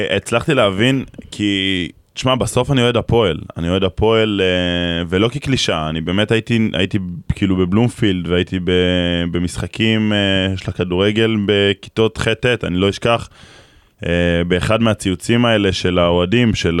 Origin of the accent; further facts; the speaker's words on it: near Kfar Vradim / Nahariya, Northern District, Israel; גדלנו אחד ליד השני, אני בקשר הזיו, הוא בכפר ורדים, זה 20 דקות